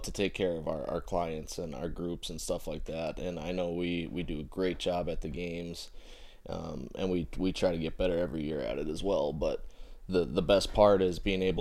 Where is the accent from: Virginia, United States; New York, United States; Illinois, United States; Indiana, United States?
Indiana, United States; Fort Wayne; we're all homegrown right here